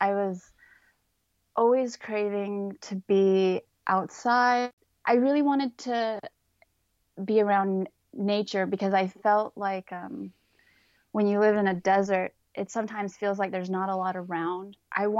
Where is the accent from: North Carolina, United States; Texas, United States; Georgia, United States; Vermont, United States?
Texas, United States; Odessa; moved away as an adult; also born or lived in San Antonio, Texas / Denton, Texas / Portland, Oregon; I grew up in West Texas, in Odessa, and There isn't really a lot to do out there. West Texas is just flat desert for the most part. And there's not a lot of museums. There's not a lot of art.